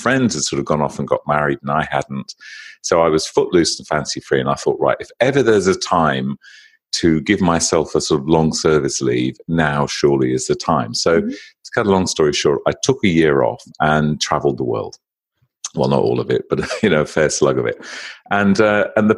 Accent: United Kingdom; accent: British; moved away as an adult; also born or lived in London; now in Sydney, Australia; my accent is actually British rather than Australian

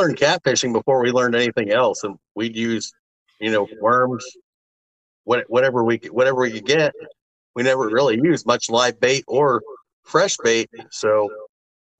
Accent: Ohio, United States; I'm actually from Ohio, born and raised.

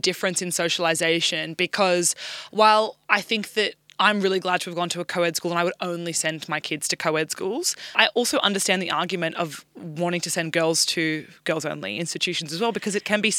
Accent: Orange, New South Wales, Australia; also born or lived in Sydney; I went to a co-ed public school for year 7 and 8 in a low socioeconomic area in Sydney, in South Sydney, Southwest. And then I moved to rural, like, New South Wales. So I grew up in Orange for the rest of my high school.

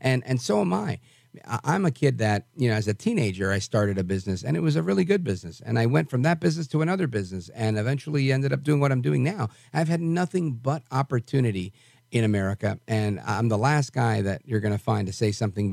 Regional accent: New York City, New York, United States; I was born in Brooklyn, and we don't have volcanoes there.

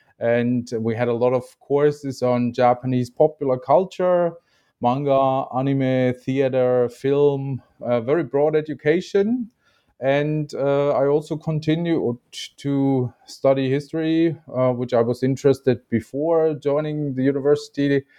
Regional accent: Germany; I was born in 1984 in Germany

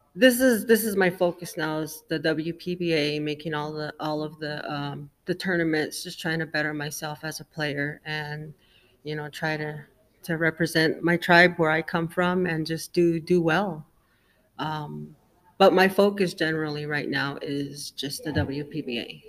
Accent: Mesa, Arizona, United States; I'm from Mesa, Arizona

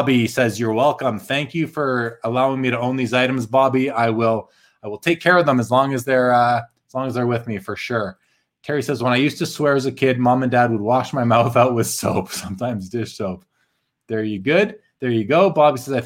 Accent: Winnipeg, Manitoba, Canada; moved away; I'm from Winnipeg originally, and I grew up with this gentleman, Dave Kaplan. We kind of went to the same schools growing up

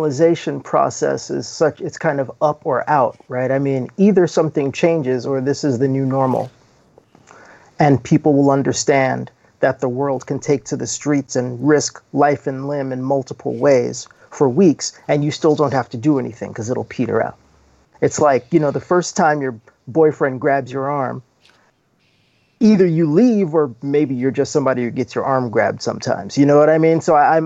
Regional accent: New York City, New York, United States; I was born in 1965 in New York City

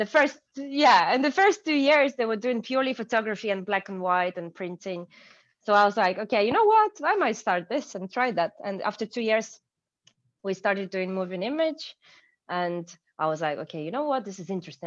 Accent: Ukraine; English is a second language; moved away as an adult; also born or lived in Kyiv; now in London, United Kingdom; I'm from Ukraine

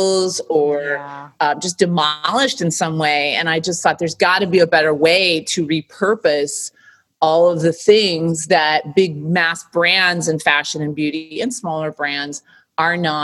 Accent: Michigan, United States; now in New York, United States; growing up in Michigan, coming to New York and working in the fashion and beauty business

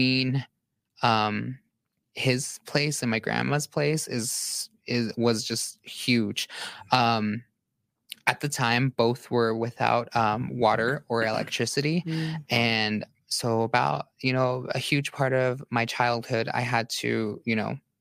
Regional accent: Utah, United States; also born or lived in Arizona; I grew up on the Navajo reservation. Mm-hmm. And here in Utah, right? Yes, here in Utah.

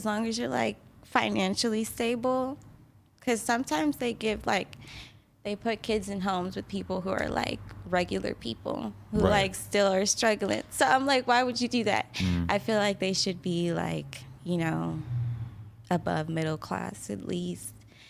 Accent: Kansas City, Missouri, United States; I'm from Kansas City, Missouri. I was adopted when I was like 5.

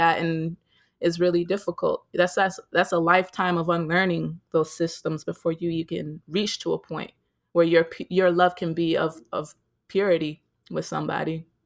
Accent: United States; growing up as an American

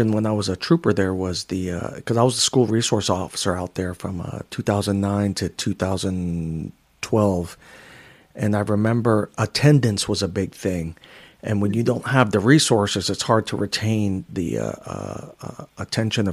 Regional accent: New York City, New York, United States; moved away; I grew up in poverty in Section 8 housing in Queens, New York

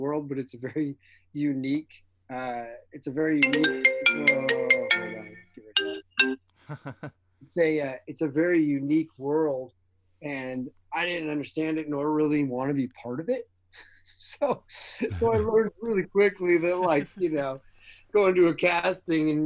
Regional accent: just outside of Seattle, Washington, United States; also born or lived in Eugene, Oregon; I was born in Eugene, Oregon. My parents were both University of Oregon Ducks, but I was raised just outside of Seattle

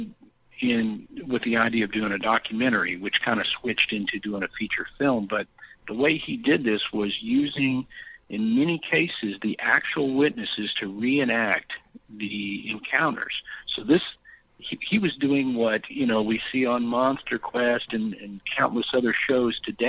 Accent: Texas, United States; I'm from Texas

